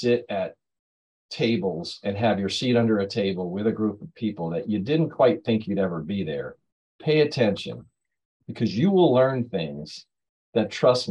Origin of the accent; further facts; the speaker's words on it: Pemberton, New Jersey, United States; I'm from Pemberton, New Jersey.